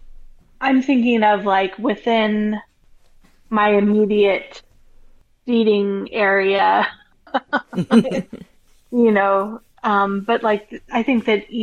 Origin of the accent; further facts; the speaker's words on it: Colorado, United States; moved away as an adult; now in Florida, United States; I'm from Colorado.